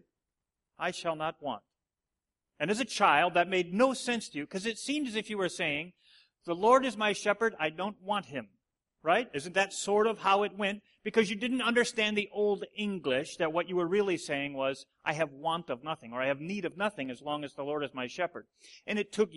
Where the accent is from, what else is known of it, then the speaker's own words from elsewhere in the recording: Watertown, United States; We grew up in the Watertown church, and it's like 30 people